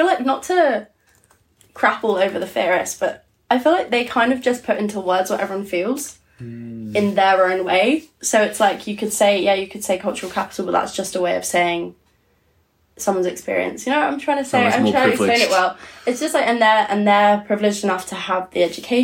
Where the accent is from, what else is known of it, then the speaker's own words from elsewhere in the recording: Portsmouth, South East England, United Kingdom; I grew up in Portsmouth